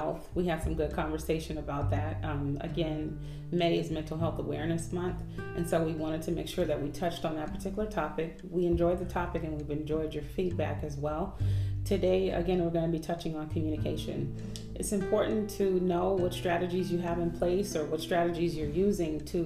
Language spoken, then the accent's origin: English; Oakland, California, United States; now in Atlanta, United States; We're in Atlanta now, but we're from Oakland, California